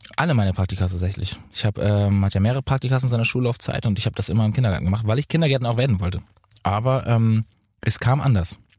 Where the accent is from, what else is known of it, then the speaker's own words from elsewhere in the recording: Lübeck, Schleswig-Holstein, Germany; also born or lived in Bad Oldesloe / Berlin / Munich; Ich habe jetzt gerade eine WG in München, ja. Aber ich wohne eigentlich, ich wohne ja in Lübeck. Also ich bin ja immer noch in meiner Heimat.